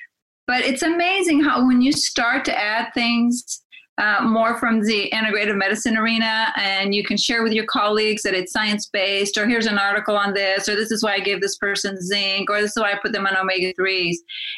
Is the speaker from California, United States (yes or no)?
yes; Watsonville, California, United States; So my hometown in the U.S. is Watsonville, California, which is an agricultural town.